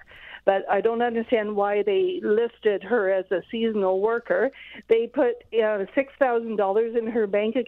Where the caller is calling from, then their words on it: Ontario, Canada; I'm calling from Ontario, but I'm calling on behalf of my sister who lives in Alberta.